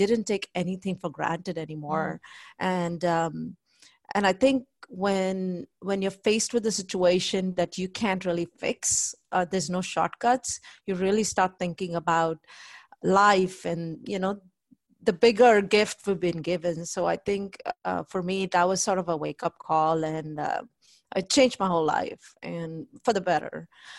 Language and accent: English; India; moved away as an adult; now in United States; I came from India here in 1998. I went to College Station, Texas A&M